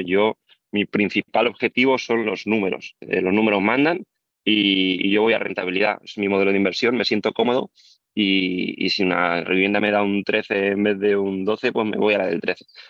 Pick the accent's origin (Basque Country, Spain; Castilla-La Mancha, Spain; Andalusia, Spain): Castilla-La Mancha, Spain; Albacete; moved away as an adult; also born or lived in Barcelona; tengo 32 años y soy de Albacete